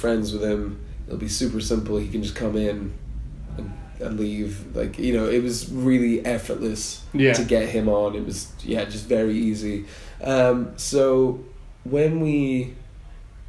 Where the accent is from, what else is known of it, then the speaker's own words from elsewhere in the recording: Aberdeen, Scotland, United Kingdom; I'm from Aberdeen.